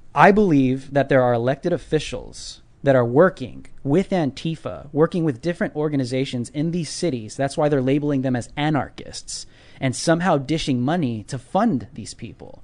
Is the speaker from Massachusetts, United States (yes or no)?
no; California, United States; I'm from California.